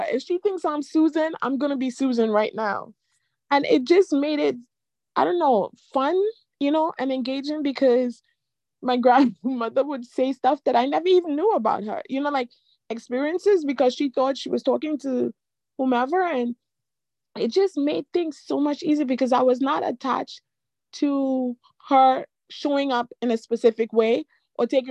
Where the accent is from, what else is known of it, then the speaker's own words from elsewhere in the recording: Trinidad & Tobago; We're from Trinidad, so my grandmother was in Trinidad